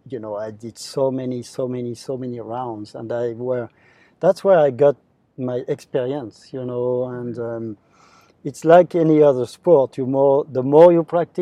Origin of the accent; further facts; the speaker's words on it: France; my home country in France